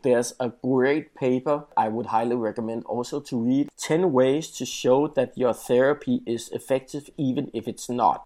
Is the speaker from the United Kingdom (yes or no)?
no; Denmark; in my home country, Denmark